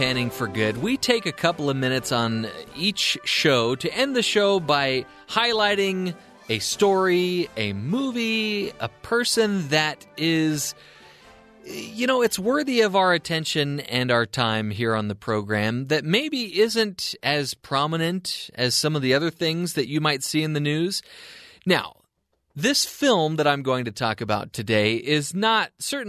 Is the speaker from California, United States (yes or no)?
yes; Anaheim, California, United States; moved away; also born or lived in Seattle; I'm from Anaheim, California